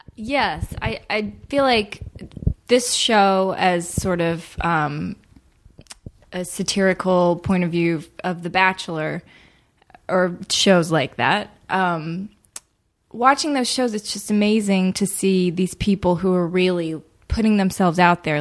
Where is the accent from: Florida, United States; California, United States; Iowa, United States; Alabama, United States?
Alabama, United States; Birmingham; grew up in Birmingham, Alabama